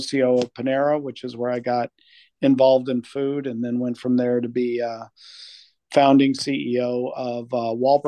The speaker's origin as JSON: {"language": "English", "town": "Albuquerque", "region": "New Mexico", "country": "United States", "tie": "born or raised there", "also_born_or_lived": "Bay Area, California / Michigan", "moved": "as an adult", "said": "I grew up in Albuquerque, New Mexico"}